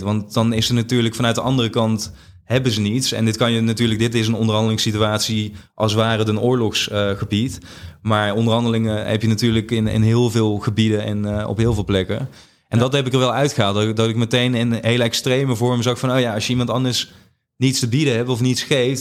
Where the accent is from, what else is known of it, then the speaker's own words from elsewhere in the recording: Limburg, Netherlands; moved away; ik, ik, ben in Limburg opgegroeid, dus ook heel anders dan waar ik nu eh, me begeef.